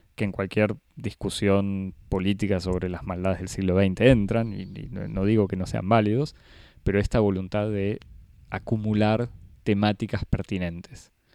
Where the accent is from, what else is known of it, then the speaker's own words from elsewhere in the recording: Argentina; a mí como argentino